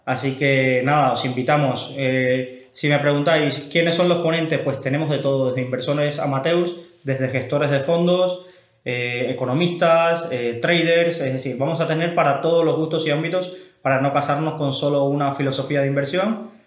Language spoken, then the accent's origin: Spanish; Cuba; yo que soy cubano